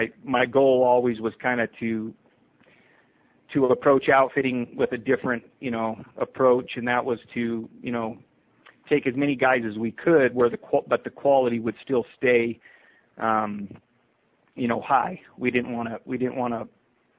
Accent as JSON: {"language": "English", "town": "Eagar", "region": "Arizona", "country": "United States", "tie": "born or raised there", "said": "was born and raised in Eager, Arizona."}